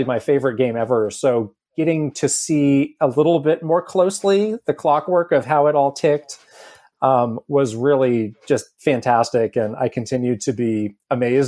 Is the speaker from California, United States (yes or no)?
yes; California, United States; we're both from California, from this area